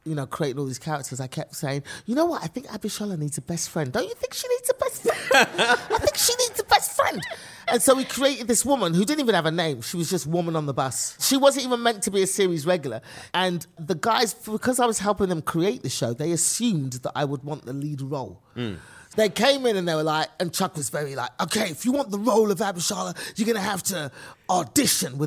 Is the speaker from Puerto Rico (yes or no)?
no; England, United Kingdom; accent: British; moved away as an adult; now in United States; I am from England